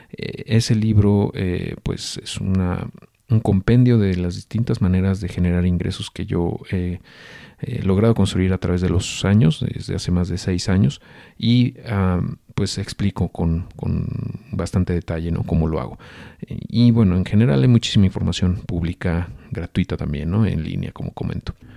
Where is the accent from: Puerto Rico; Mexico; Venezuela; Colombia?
Mexico; nosotros como mexicanos